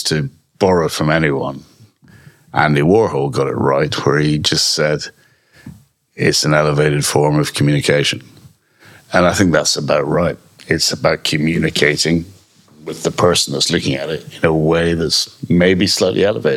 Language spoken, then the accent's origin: English; Scotland, United Kingdom; I'm Scottish